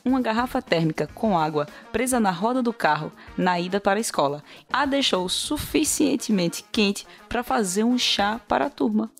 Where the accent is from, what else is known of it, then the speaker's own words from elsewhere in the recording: Recife, Pernambuco, Brazil; Eu sou de Recife